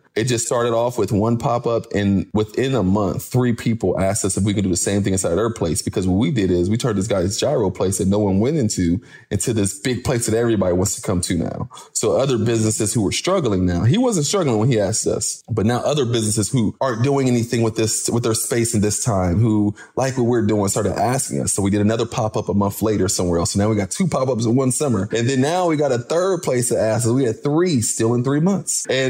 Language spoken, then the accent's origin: English; Syria; Cause I come from Syria.